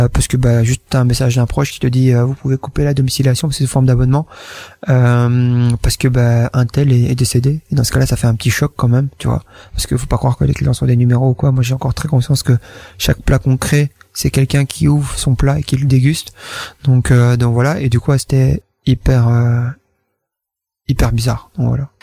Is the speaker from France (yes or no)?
no; Fosses-la-Ville, Wallonia, Belgium; je viens donc de Bambois, Fosse-la-Ville, donc mhm. dans le coin ici, dans le fond de la Wallonie